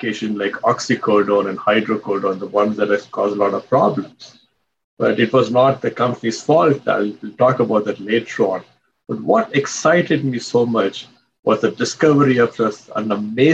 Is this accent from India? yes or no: yes; India; moved away as an adult; now in United States; I came as an immigrant from India